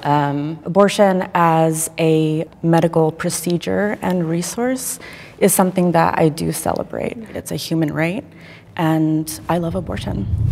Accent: Austin, Texas, United States; I'm from Austin, Texas

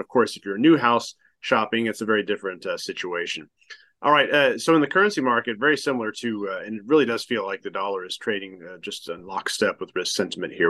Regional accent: United States; me being American

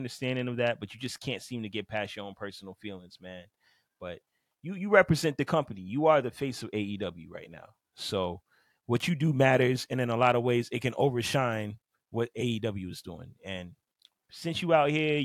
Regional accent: Miami, Florida, United States; I'm from Miami.

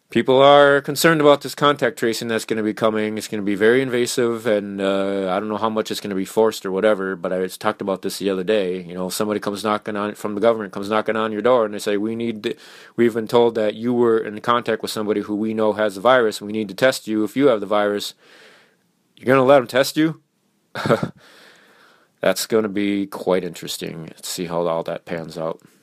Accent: Minnesota, United States; my home state of Minnesota

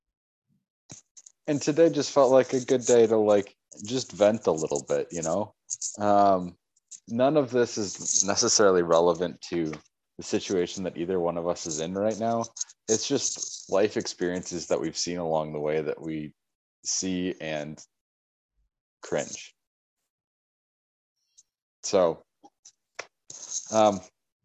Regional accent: Minneapolis, Minnesota, United States; we're growing up in the Twin Cities

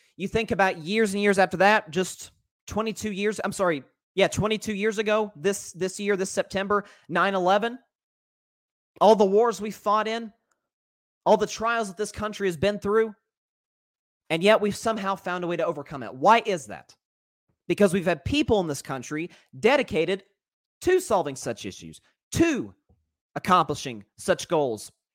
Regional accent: Tennessee, United States; it's the state I'm from

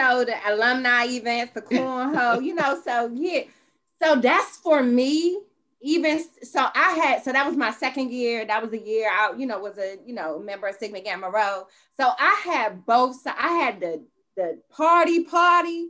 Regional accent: Los Angeles, California, United States; moved away as an adult; also born or lived in Washington, D.C.; I'm originally from Los Angeles.

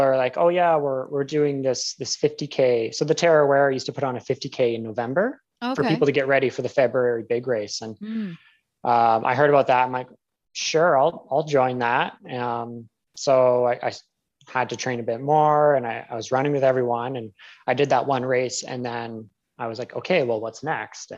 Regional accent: Windsor, Ontario, Canada; moved away as an adult; also born or lived in Calgary / New Zealand; I grew up in Windsor, Ontario, and then I moved west

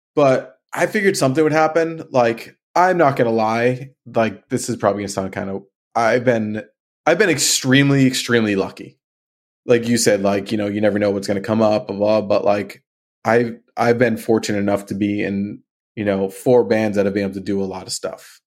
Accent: Marlborough, Massachusetts, United States; I grew up in Marlborough

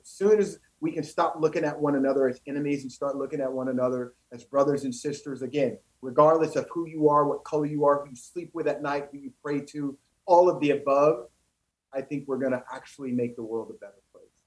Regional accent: East St. Louis, Illinois, United States; moved away; growing up in East St. Louis, Illinois

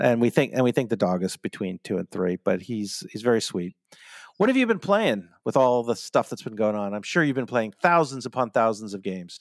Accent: United States; I'm your American host

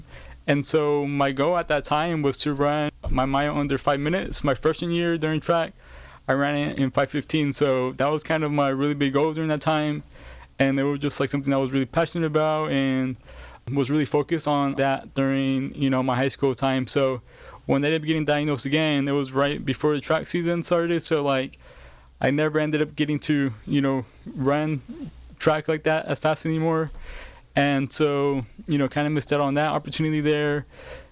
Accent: Bakersfield, California, United States; I was born and raised in Bakersfield, California

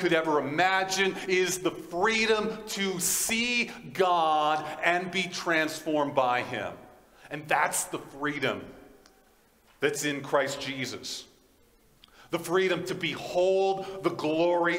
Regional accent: United States; now in Fort Qu'Appelle, Canada; I'm an American

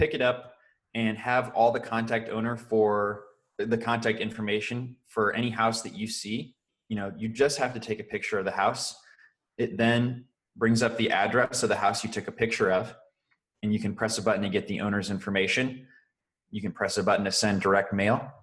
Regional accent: St. Louis, Missouri, United States; now in Indianapolis, United States; I grew up in St. Louis, Missouri, and I currently live in Indianapolis, Indiana

